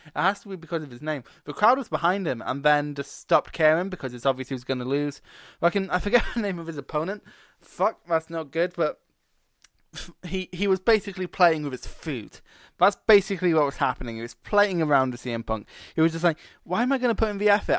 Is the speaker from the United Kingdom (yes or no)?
yes; Scotland, United Kingdom; I'm Scottish